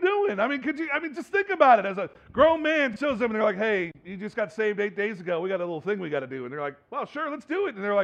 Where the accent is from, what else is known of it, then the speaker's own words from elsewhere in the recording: California, United States; moved away; also born or lived in New Jersey; I was born and raised in California and then went to New Jersey for a while